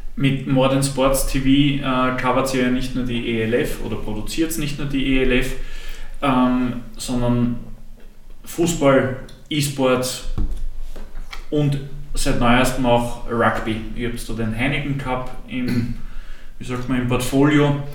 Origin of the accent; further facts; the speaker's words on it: Austria; als Österreicher